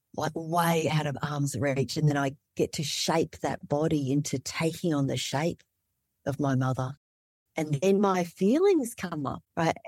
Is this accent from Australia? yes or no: yes; Melbourne, Victoria, Australia; born or raised there; moved away as an adult; also born or lived in Vietnam / Malaysia / Indonesia; now in Alaska, United States